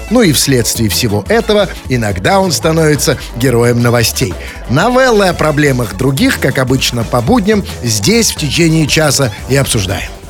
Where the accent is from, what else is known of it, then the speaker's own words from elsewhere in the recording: Saint Petersburg, Russia; я же тоже петербуржец, я же петербуржец.